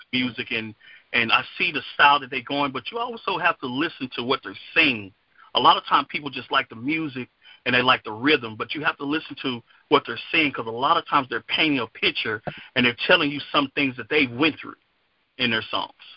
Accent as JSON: {"language": "English", "area": "Dallas Fort Worth area", "region": "Texas", "country": "United States", "said": "I'm from the Dallas Fort Worth area, Texas"}